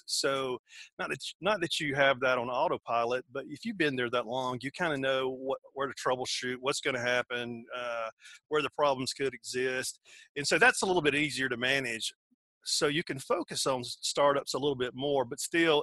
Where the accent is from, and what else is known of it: Georgia, United States; accent: southern